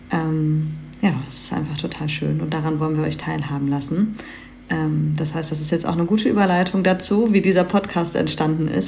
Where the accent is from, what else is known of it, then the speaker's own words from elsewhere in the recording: North Rhine-Westphalia, Germany; ist das eine äh, Stadt im Ruhrgebiet, eigentlich um genau zu sein, im Herzen des Ruhrgebiets. Und ähm, das ist meine Heimatstadt